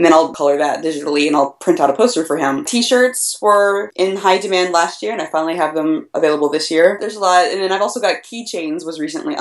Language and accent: English; Tulsa, Oklahoma, United States; moved away; Tokyo and Tulsa, which is my hometown. I'm from Tulsa originally